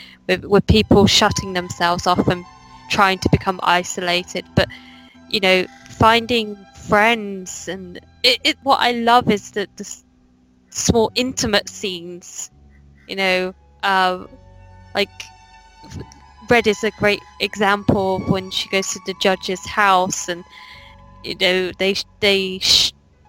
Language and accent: English; England, United Kingdom; It's just me being English.